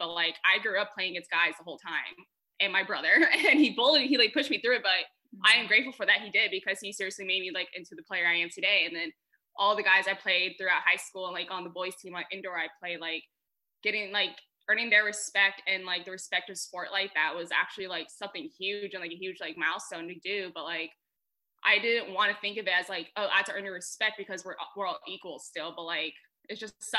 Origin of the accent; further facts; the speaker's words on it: Colorado Springs, Colorado, United States; moved away as an adult; also born or lived in Texas; now in Tacoma, United States; I grew up in Colorado Springs, Colorado, so I live at the base of Pikes Peak